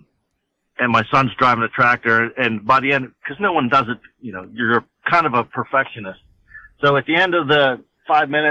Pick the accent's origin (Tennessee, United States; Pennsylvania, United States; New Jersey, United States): Pennsylvania, United States; Armstrong County; from Armstrong County, Pennsylvania, born and raised in Armstrong County